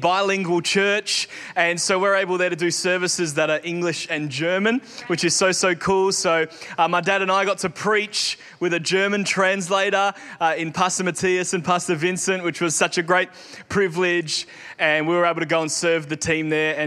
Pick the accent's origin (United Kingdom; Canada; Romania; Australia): Australia; growing up in Australia